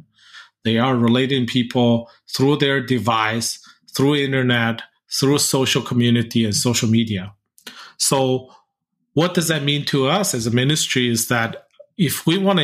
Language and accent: English; Mongolia; when I grew up in Mongolia